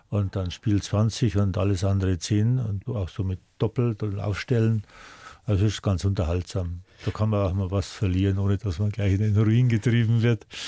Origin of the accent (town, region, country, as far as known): Arnbruck, Bavaria, Germany; born or raised there